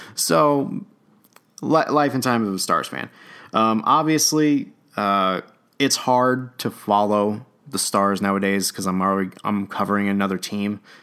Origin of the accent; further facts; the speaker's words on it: Las Vegas, Nevada, United States; the team that I'm now covering in my hometown